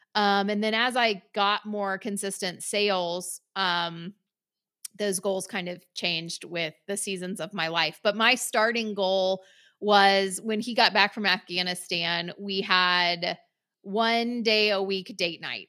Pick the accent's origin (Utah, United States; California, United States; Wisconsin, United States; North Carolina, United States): North Carolina, United States; moved away as an adult; we moved back to my hometown